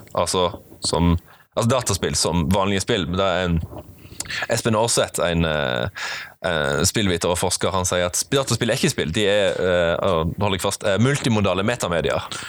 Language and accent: Norwegian; Flekkefjord, Agder, Norway; moved away as an adult; also born or lived in Bærum; flytta de hjem igjen til Flekkefjord om ikke så lenge, der jeg hadde hele barndommen min og mesteparten av ungdomsåra